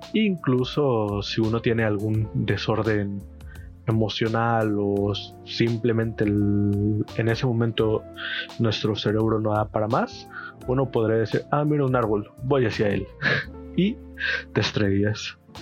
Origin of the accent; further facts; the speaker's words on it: Chilpancingo, Guerrero, Mexico; soy de Chilpancingo Guerrero, México.